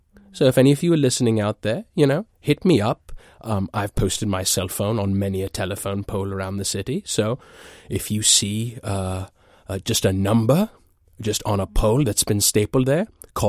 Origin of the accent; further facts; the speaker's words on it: East of England, United Kingdom; now in New York, United States; I'm originally from Essex. I'm currently based in New York.